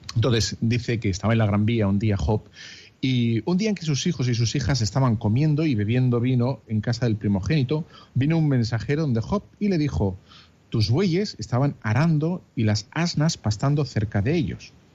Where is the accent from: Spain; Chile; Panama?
Spain; Bilbao, Basque Country; soy de Bilbao